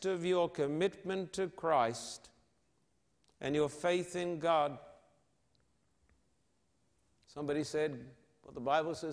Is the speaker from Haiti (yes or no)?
no; Sydney, New South Wales, Australia; my hometown of Sydney